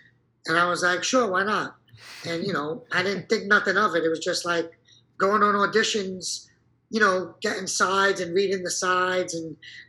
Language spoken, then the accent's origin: English; Brooklyn, New York, United States; I fell into acting because I was a break dancer, and I came from Brooklyn, and they're looking for a lot of guys from Brooklyn, so.